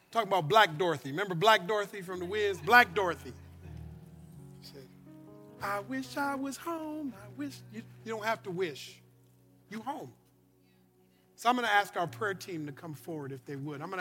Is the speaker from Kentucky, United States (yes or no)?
no; Louisiana, United States; My, I come from Louisiana.